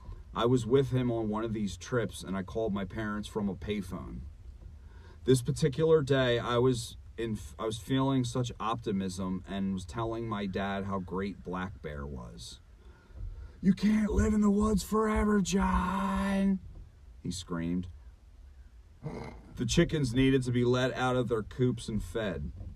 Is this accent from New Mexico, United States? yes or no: no; Philadelphia, Pennsylvania, United States; accent: Philly; During a robust conversation one morning at breakfast, Dakota attempted a mimic at my Philly accent.